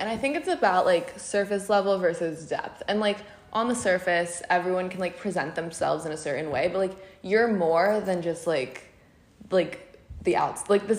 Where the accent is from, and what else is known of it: Los Angeles, California, United States; born or raised there